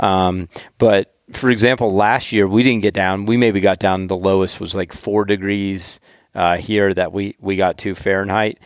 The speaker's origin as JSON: {"language": "English", "region": "the South", "country": "United States", "said": "I'm from the South."}